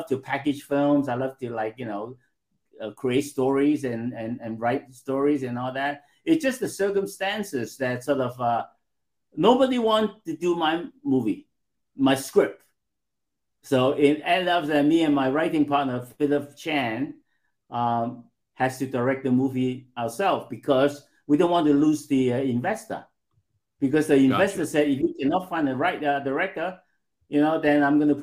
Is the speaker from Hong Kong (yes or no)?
yes; Hong Kong; growing up in Hong Kong